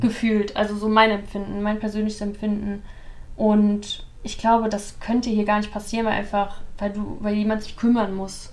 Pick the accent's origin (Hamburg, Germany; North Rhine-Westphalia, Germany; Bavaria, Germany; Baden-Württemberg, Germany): North Rhine-Westphalia, Germany; near Cologne; moved away as an adult; now in Dubai, United Arab Emirates; ich bin ja auch in der Nähe von Köln aufgewachsen